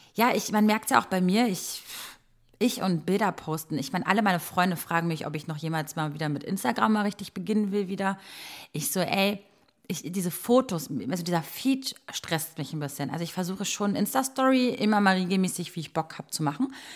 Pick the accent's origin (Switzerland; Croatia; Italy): Croatia; moved away; ich bin in Kroatien groß geworden